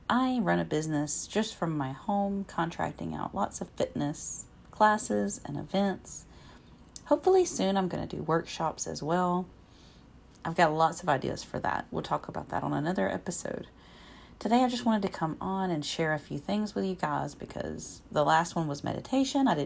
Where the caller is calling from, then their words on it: Alabama, United States; I am podcasting from Alabama.